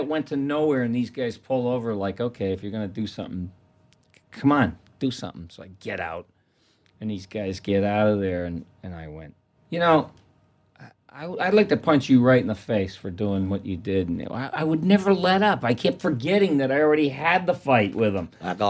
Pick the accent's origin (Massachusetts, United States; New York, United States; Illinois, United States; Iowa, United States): Massachusetts, United States; Probably because we're from Massachusetts, I guess.